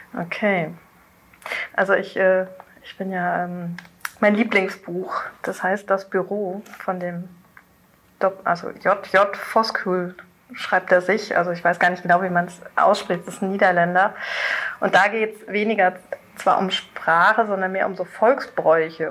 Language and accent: German; North Rhine-Westphalia, Germany; ich komme aus Südwestfalen